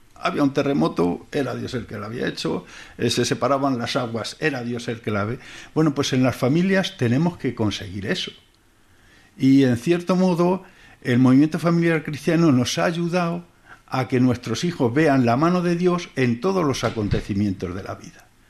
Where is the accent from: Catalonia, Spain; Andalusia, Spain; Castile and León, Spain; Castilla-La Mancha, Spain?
Castilla-La Mancha, Spain; Toledo; Somos de Toledo, y pasó en Toledo y llevamos toda la vida prácticamente